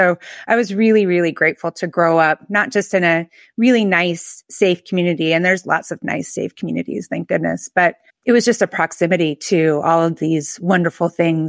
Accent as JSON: {"language": "English", "town": "Palo Alto", "region": "California", "country": "United States", "tie": "born or raised there", "moved": "yes", "lives_now": "Philadelphia, United States", "said": "I'm from Northern California. I'm from Palo Alto, which more people know about Palo Alto now than they did when I was growing up. It was a pretty boring college town."}